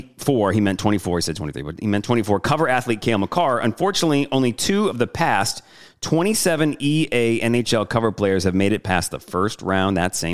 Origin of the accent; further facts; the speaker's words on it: Detroit, Michigan, United States; now in New Orleans, United States; I grew up in Michigan, in Detroit. Joey and I were in New Orleans.